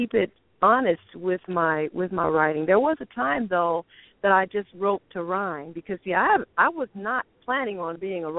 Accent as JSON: {"language": "English", "town": "Reno", "region": "Nevada", "country": "United States", "tie": "born or raised there", "also_born_or_lived": "New York", "moved": "as an adult", "lives_now": "Virginia Beach, United States", "said": "I'm born and raised in Reno, Nevada. Right now, I reside in Virginia Beach."}